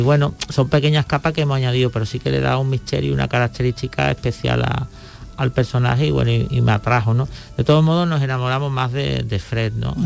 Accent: Cádiz, Andalusia, Spain; como buen gaditano

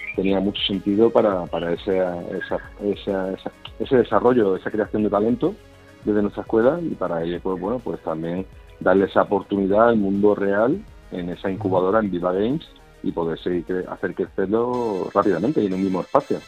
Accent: Málaga, Andalusia, Spain; Nosotros somos malagueños, hemos, nuestro proyecto ha crecido en Málaga

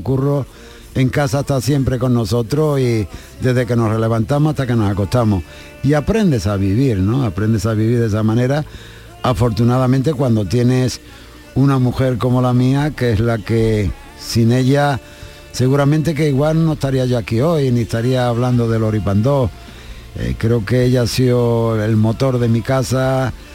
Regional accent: Jerez de la Frontera, Andalusia, Spain; en mi tierra, en el Festival del Tío Pepe

